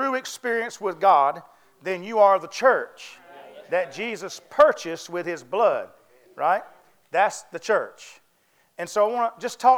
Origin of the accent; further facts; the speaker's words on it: North Carolina, United States; I was raised in the South, of course. I was raised in North Carolina